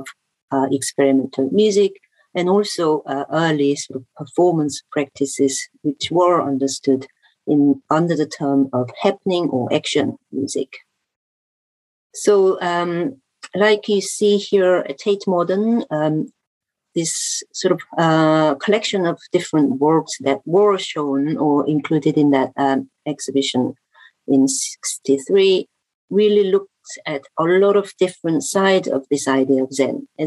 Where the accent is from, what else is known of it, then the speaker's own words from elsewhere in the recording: Seoul, South Korea; as a person growing grown up in Seoul in the 90s